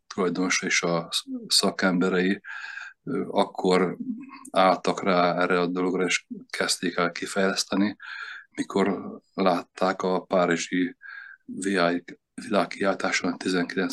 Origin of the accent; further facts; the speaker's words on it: Komló, Baranya, Hungary; also born or lived in Veszprém; now in Veszprém area, Hungary; Komló laktunk gyerekkoromban